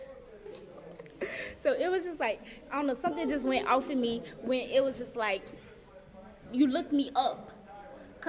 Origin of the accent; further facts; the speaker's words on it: Gary, Indiana, United States; moved away; I'm from Gary